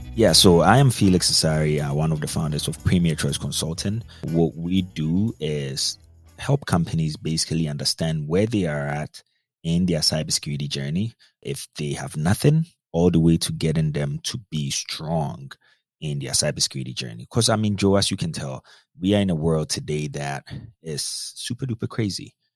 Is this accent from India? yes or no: no; Ghana; moved away as an adult; also born or lived in North Dakota, United States; I grew up in Ghana, West Africa. Spent a lot of my time in Ghana. Went to the high school, I mean, everything up until high school in Ghana